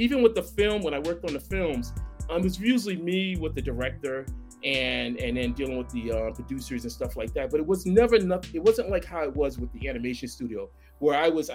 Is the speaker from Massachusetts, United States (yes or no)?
yes; Boston, Massachusetts, United States; I grew up in Boston